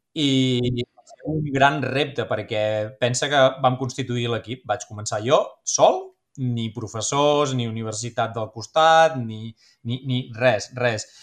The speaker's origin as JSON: {"language": "Catalan", "town": "Figueres", "region": "Catalonia", "country": "Spain", "also_born_or_lived": "Girona", "said": "Soc de Figueres, vaig estudiar a Girona"}